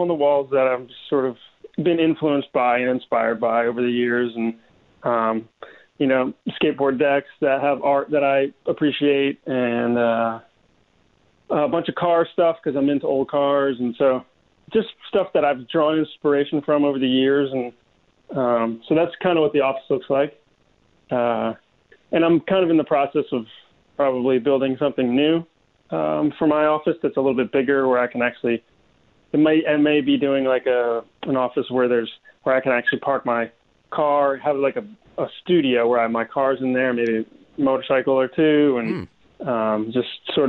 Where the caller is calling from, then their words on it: Florida, United States; I'm calling from Florida, yep